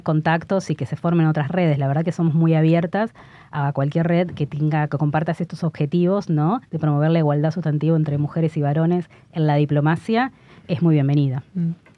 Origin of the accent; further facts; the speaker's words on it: Argentina; moved away as an adult; somos argentinos